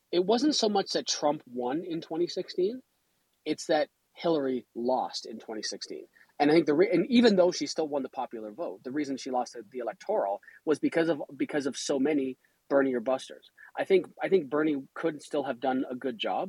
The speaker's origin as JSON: {"language": "English", "country": "Canada", "said": "I'm Canadian."}